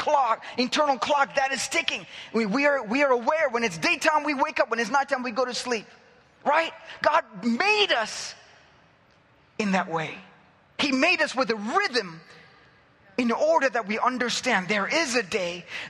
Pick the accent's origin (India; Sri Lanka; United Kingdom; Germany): India; now in Cyprus; I'm from that culture. I'm from India